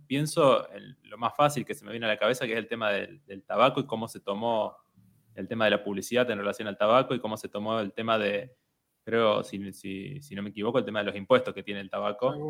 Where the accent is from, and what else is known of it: Argentina